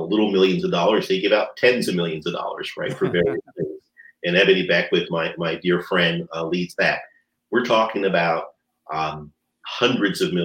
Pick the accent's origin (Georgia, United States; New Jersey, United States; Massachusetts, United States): New Jersey, United States; We grew up in New Jersey